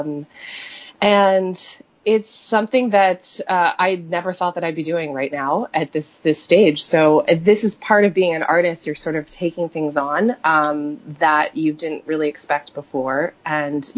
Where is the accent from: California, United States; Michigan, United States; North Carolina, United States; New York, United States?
California, United States; Silicon Valley, the Bay Area; growing up in Silicon Valley, the Bay Area